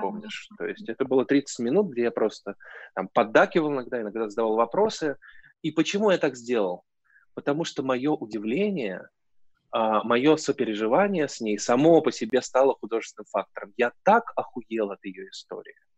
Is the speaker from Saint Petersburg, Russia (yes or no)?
yes; Saint Petersburg, Russia; Я вообще из Петербурга, это город странных друзей